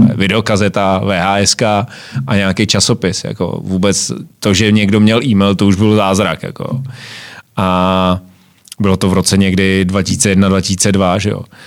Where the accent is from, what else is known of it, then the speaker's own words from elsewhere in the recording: Jirkov, Ústí nad Labem Region, Czechia; u nás v Jirkově